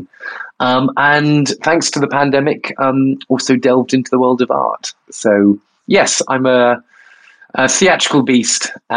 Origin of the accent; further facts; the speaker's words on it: Bournemouth, South West England, United Kingdom; I am from Bournemouth. I was a gay kid in Bournemouth